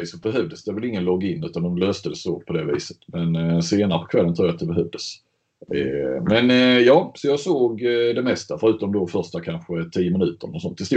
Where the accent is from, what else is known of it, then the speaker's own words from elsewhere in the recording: Skåne, Sweden; Men Ljung är ju snarare Hässleholm och Bjärnum och där, där jag kommer ifrån.